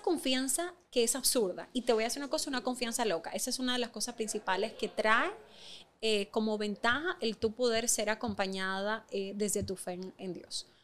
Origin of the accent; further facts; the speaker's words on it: Dominican Republic; tú y yo lo sabemos como dominicanos